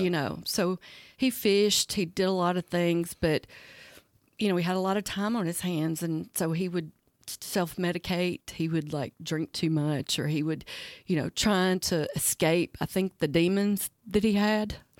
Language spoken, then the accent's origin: English; Talladega, Alabama, United States; I'm originally from Talladega, so I like guns